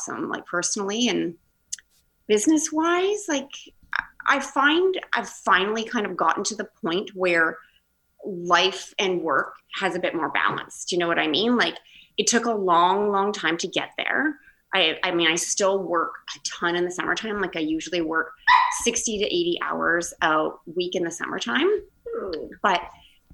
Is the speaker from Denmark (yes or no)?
no; Bracebridge, Ontario, Canada; also born or lived in Toronto; I grew up in Bracebridge, the town that I'm living in now.